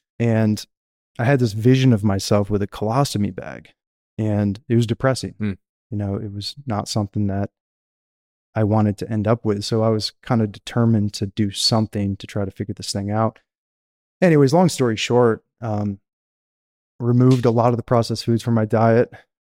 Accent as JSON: {"language": "English", "region": "Michigan", "country": "United States", "tie": "born or raised there", "said": "you know, I grew up in Michigan. You could say the country. I wasn't in a city center. I was, you know, outside of town."}